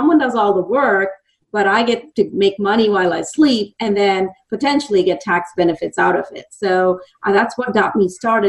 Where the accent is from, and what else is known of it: India; moved away as an adult; now in Dallas, United States